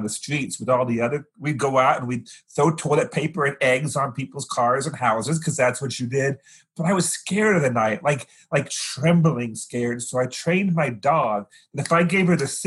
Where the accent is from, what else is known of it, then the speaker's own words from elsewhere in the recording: Fresno, California, United States; I grew up in Fresno, California, a desert kind of town that's been irrigated